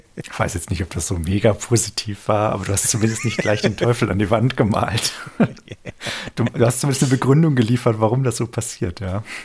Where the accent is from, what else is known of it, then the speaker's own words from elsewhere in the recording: Germany; als Deutscher